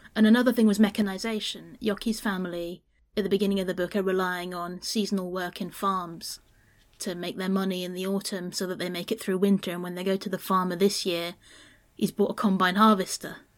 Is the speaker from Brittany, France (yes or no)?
yes; Brittany, France; growing up in Brittany